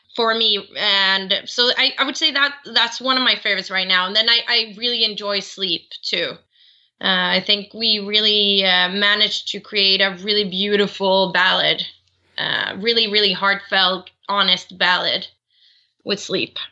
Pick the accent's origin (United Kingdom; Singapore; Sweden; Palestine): Sweden; I'm born and raised in Sweden